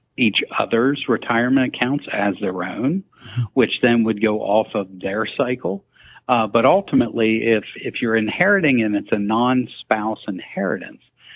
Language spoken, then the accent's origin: English; South Central Pennsylvania, United States; also born or lived in Maryland; born and raised in South Central Pennsylvania